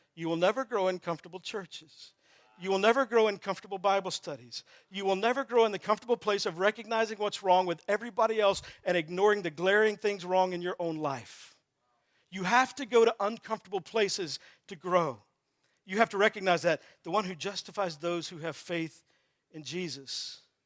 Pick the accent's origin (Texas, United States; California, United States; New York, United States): Texas, United States; I'm from Texas